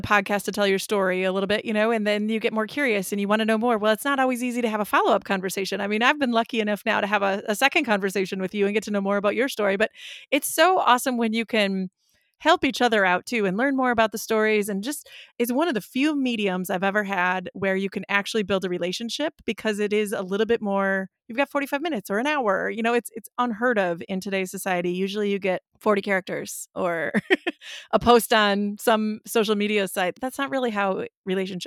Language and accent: English; Wisconsin, United States; I'm from Wisconsin and beer is a large part of the culture here